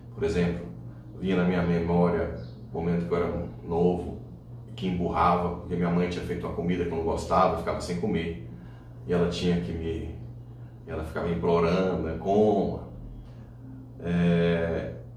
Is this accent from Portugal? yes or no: no; São Luís de Montes Belos, Goiás, Brazil; also born or lived in Ceres, Goiás; um consultóriozinho na minha cidade natal, que é São Luís de Montes Belos